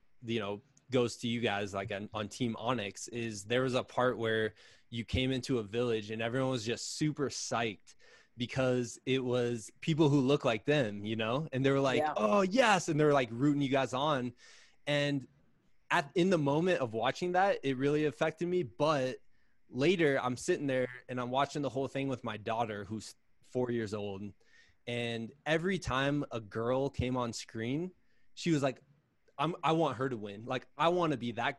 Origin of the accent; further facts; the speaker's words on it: Midwest, United States; the Quad City Marathon, which is basically right by my hometown